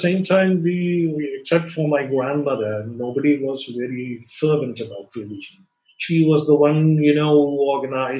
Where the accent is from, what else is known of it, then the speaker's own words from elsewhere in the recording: Kochi, Kerala, India; I was born and brought up in the Catholic capital of India, which is Cochin